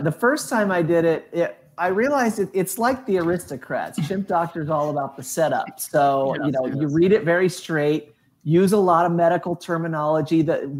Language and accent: English; Indianapolis, Indiana, United States; ended up moving back to my hometown of Indianapolis.